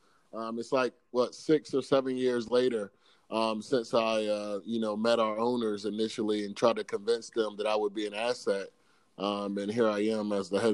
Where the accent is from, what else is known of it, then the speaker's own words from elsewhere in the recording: Salisbury, Maryland, United States; I'm from Salisbury, Maryland, right here where 47 ABC is located. I was born and raised here